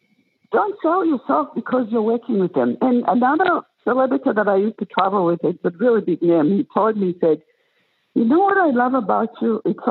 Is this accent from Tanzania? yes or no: yes; Tanzania; born there; And so I told him I was born in Tanzania.